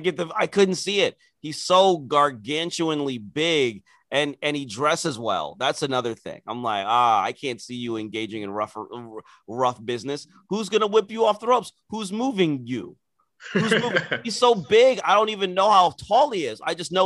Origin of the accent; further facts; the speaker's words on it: Nigeria; people think there's some sort of inherent heelness in being Nigerian. Which is not true, but you forced it out of us because of how you are.